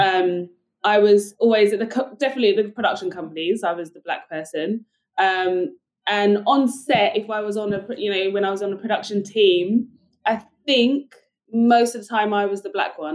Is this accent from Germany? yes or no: no; United Kingdom; accent: British; now in United States; i've got a british accent